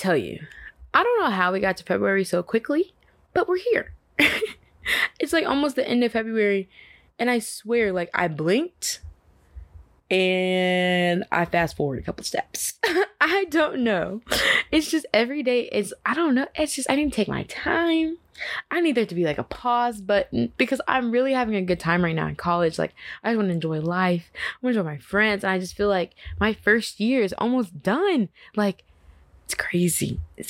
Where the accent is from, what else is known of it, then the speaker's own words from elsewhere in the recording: Dallas, Texas, United States; now in Atlanta, United States; I am originally from Dallas, Texas. You know, love it there, D-Town, all the way.